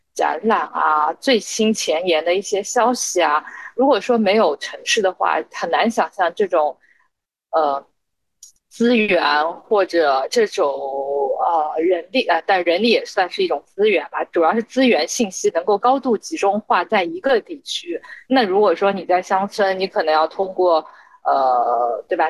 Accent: Shanghai, China; moved away as an adult; also born or lived in Hong Kong / United States Midwest / Lyon; 土生土长的上海人

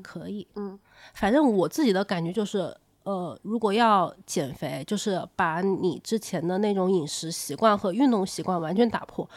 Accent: Changsha, Hunan, China; now in Beijing, China; 我以前我是长沙人嘛，嗯。然后我住到北京之后

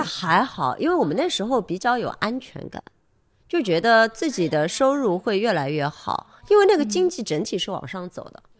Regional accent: Shanghai, China; 我是上海人，我经历那些东西

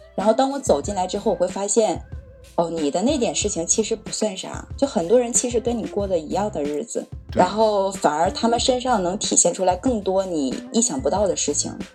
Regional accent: Northeast China, China; also born or lived in Beijing; now in Tianjin, China; 我是东北人，对。 在北京待过，现在在天津

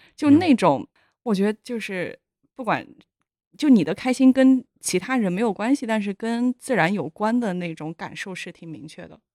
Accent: Yunnan, China; moved away; 我是云南人

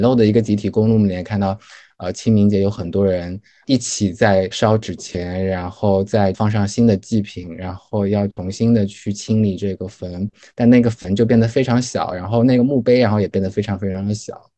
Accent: Wuxi, Jiangsu, China; moved away; 我是来自无锡的这个跟常州交界的一个镇子上面

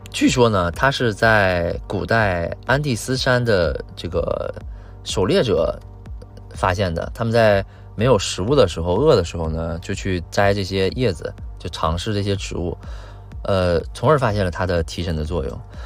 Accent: China; 我们中国人

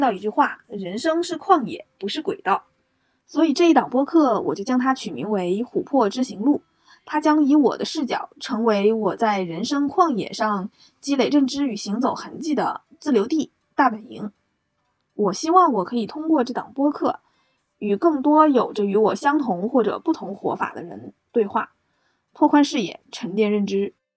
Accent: a small city in Northeast China, China; moved away as an adult; now in Shanghai, China; 我是一个东北小城长大的女生，去了大西北上大学，目前呢又来到了华东，在魔都工作和生活

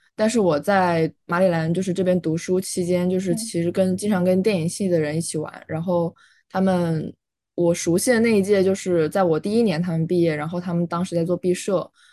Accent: Changsha, Hunan, China; moved away as an adult; also born or lived in Beijing; now in Baltimore, United States; 我是来自湖南长沙

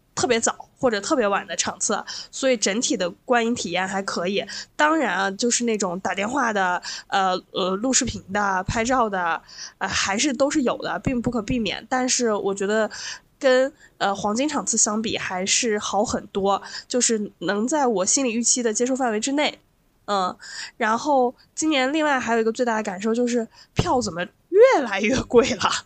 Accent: Lanzhou, Gansu, China; moved away; also born or lived in Beijing; 我在我的老家兰州

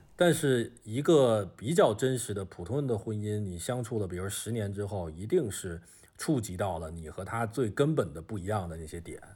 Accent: Beijing, China; moved away as an adult; now in Shenzhen, China; 我是北京人

